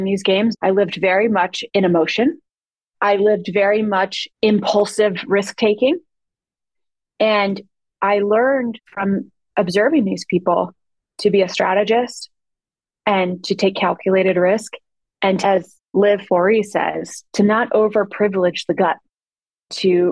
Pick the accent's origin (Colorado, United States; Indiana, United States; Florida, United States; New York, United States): Colorado, United States; Loveland; moved away as an adult; also born or lived in Los Angeles; I'm from Loveland, Colorado